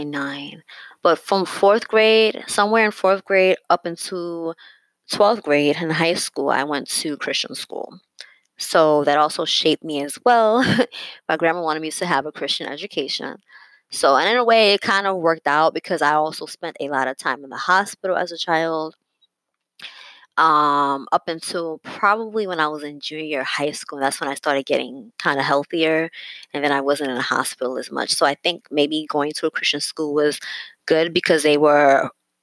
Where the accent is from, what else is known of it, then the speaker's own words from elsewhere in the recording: New York City, New York, United States; I basically born and raised in New York City, where I still reside